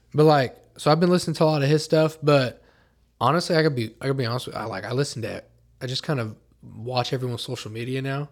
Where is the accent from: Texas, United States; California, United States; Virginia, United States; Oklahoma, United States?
Oklahoma, United States; I was born in Oklahoma